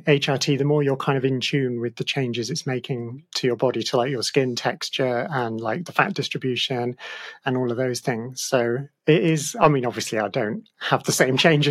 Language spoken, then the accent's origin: English; Australia; moved away; I was born in Australia